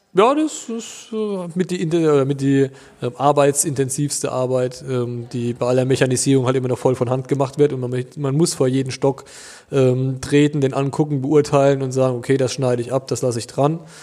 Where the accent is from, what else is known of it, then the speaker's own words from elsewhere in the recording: Duttweiler, Rhineland-Palatinate, Germany; bei uns in Duttweiler